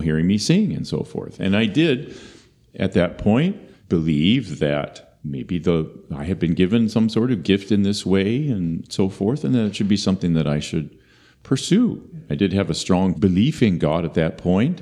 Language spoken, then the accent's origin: English; Marshfield, Wisconsin, United States; I was born in 1959 in Marshfield, Wisconsin, the last of four children, to a pastor